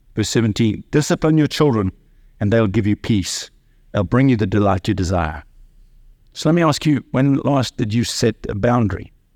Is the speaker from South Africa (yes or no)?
yes; South Africa; I grew up in South Africa under apartheid.